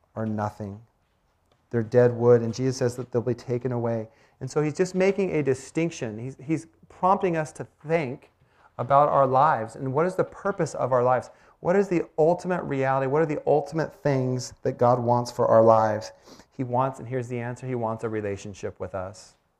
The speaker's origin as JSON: {"language": "English", "area": "Olympic Peninsula", "region": "Washington", "country": "United States", "tie": "born or raised there", "moved": "yes", "said": "I grew up on the Olympic Peninsula"}